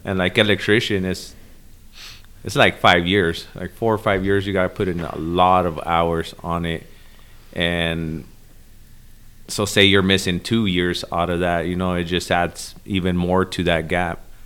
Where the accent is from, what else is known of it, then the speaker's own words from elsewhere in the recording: El Paso, Texas, United States; also born or lived in Chicago, Illinois; Then I was raised in El Paso, Texas